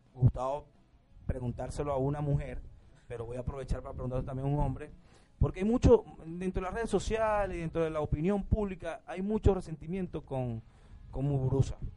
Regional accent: Venezuela; como venezolano

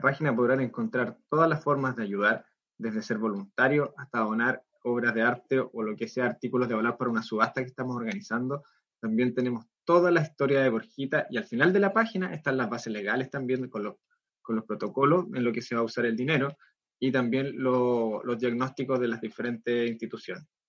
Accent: Concepción, Biobío, Chile; acá en Concepción, nosotros somos de Concepción

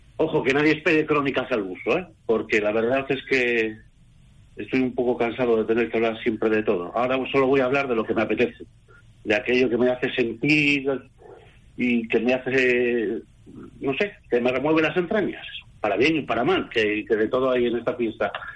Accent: Bilbao, Basque Country, Spain; yo que soy bilbaíno

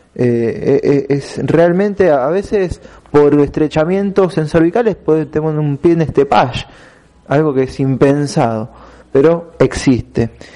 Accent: Argentina; nosotros como argentinos

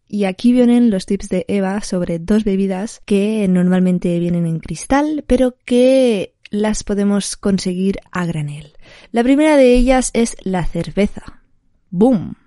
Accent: Barcelona, Catalonia, Spain; soy de Barcelona.

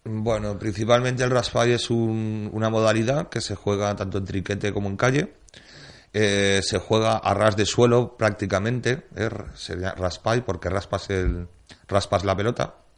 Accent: Valencian Community, Spain; como valencianos que somos

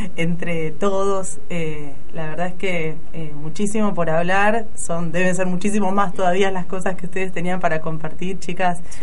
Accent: Buenos Aires, Argentina; moved away; Yo soy de Buenos Aires

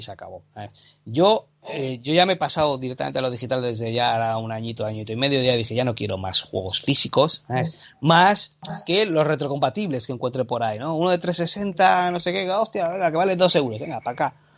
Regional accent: Bilbao, Basque Country, Spain; also born or lived in Canary Islands; yo nací en Bilbao y a los tres años a mi padre le, le dijeron, oye, ¿por qué no te vas a Canarias?

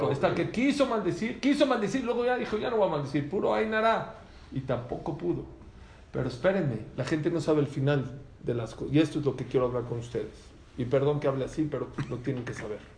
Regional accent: Venezuela; yo vengo de Venezuela, yo sé qué pasó.

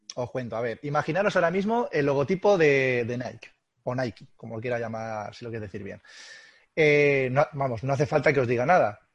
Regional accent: Albacete, Castilla-La Mancha, Spain; somos gente de Albacete y somos gente, gente dura

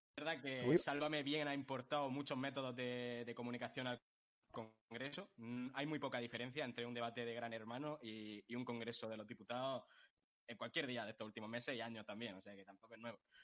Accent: Molina de Segura, Region of Murcia, Spain; mi pueblo, de Molina de Segura, porque de aquí solo salen cosas

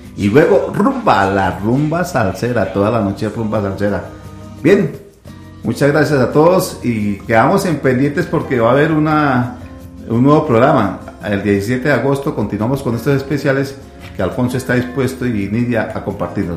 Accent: Colombia; nos hemos reconocido como buenos colombianos

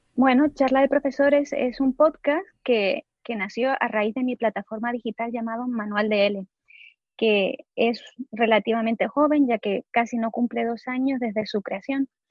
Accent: Gran Canaria, Canary Islands, Spain; moved away as an adult; now in Netherlands; yo soy de Gran Canaria, aunque ahora mismo estoy viviendo en los Países Bajos

